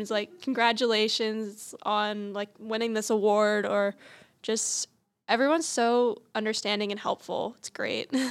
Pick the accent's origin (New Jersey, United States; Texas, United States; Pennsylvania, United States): Pennsylvania, United States; outside of Harrisburg; I'm from outside of Harrisburg, Pennsylvania.